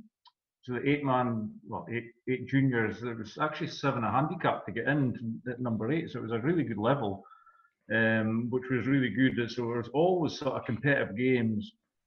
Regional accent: Peterhead, Scotland, United Kingdom; It was good growing up in Peterhead. Also, I mean, because it's a windy place

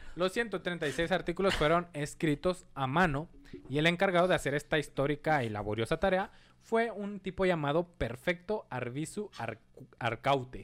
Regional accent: Mexico; como mexicanos

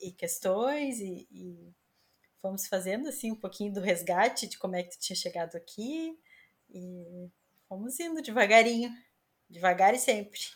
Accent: Porto Alegre, Rio Grande do Sul, Brazil; moved away as an adult; now in Lisbon, Portugal; eu sou de Porto Alegre

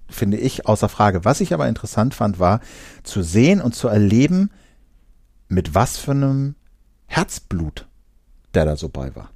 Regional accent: Uelzen district, Lower Saxony, Germany; im Landkreis Uelzen, da wo ich halt zur Schule gegangen bin

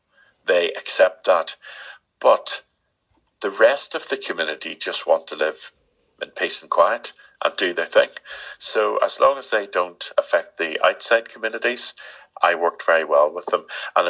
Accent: Ireland; But it does help me being Irish.

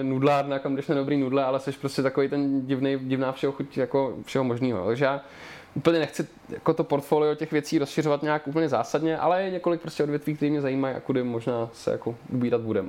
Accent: Liberec, Liberec Region, Czechia; moved away as an adult; now in Prague, Czech Republic; já mám na dětství v Liberci jenom ty nejhorší vzpomínky

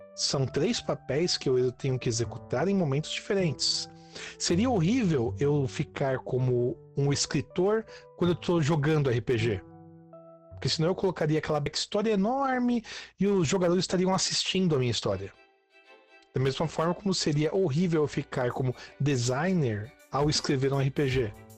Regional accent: Santo André, São Paulo, Brazil; eu sou de Santo André, na Grande São Paulo, nascido e crescido aqui

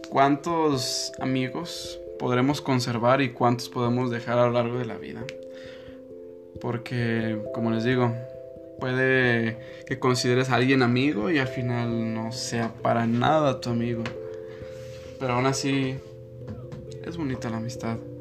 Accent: Mexico; como buen mexicano

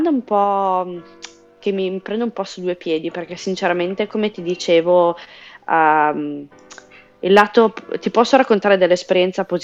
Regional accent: Italy; moved away; Eh, allora, sono, me ne sono andata dall'Italia perché volevo imparare bene l'inglese

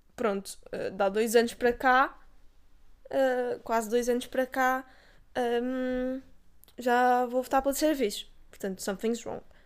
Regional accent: Castelo Branco, Centro, Portugal; eu sou de Castelo Branco

